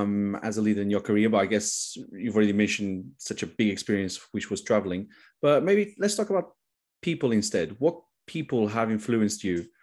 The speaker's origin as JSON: {"language": "English", "country": "Portugal", "said": "I'm from Portugal."}